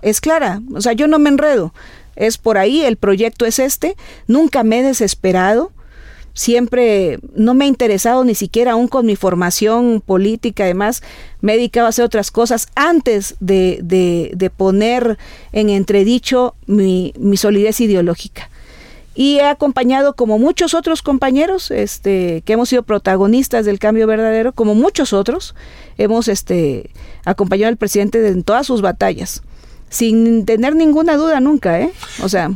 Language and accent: Spanish; Veracruz, Mexico; esta veracruzana, como buena jarocha